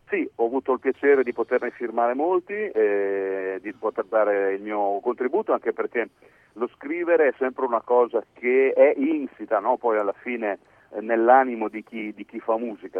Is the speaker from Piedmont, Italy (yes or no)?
yes; Piedmont, Italy; io sono, sono piemontese